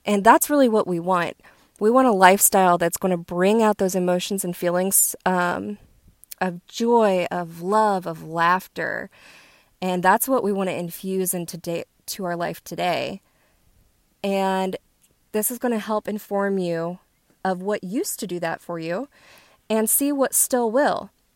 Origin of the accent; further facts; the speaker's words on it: West Virginia, United States; I'm from West Virginia. We were outside all day, every day that we could